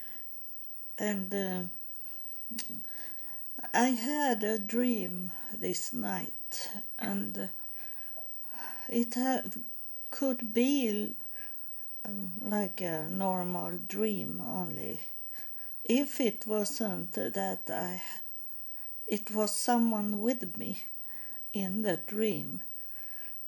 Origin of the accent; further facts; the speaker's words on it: Sweden; I am born into the Lutheran Church because I was born in Sweden